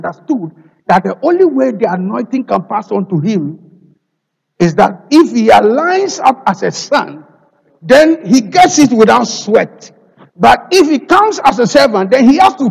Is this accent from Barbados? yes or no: no; Ghana; moved away; I am a Ghanaian